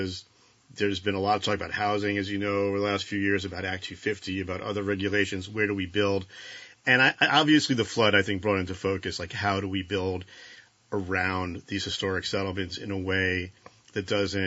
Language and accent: English; Marshfield, Vermont, United States; I'm from Marshfield